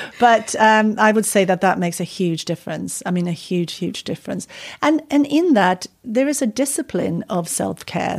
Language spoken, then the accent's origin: English; Sweden; moved away as an adult; also born or lived in California, United States; now in United Kingdom; I'm from Sweden. It's cold